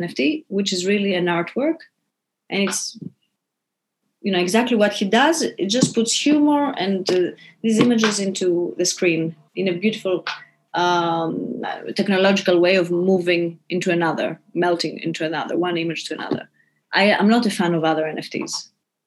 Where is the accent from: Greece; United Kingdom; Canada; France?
Greece; now in New York, United States; I'm from Greece